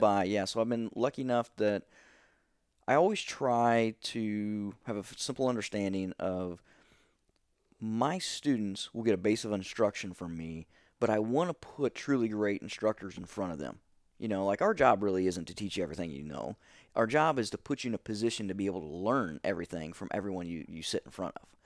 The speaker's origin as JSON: {"language": "English", "town": "Steelville", "region": "Missouri", "country": "United States", "also_born_or_lived": "Saint Louis, Missouri", "moved": "as an adult", "said": "eighteen years old, um, Stillville"}